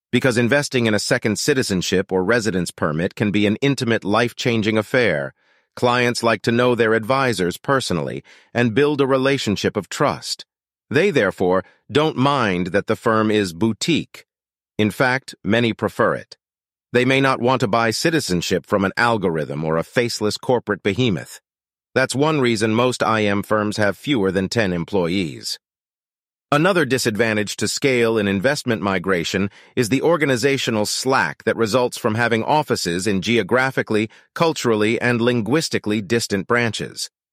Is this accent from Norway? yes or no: yes; Norway; moved away; my hometown in Norway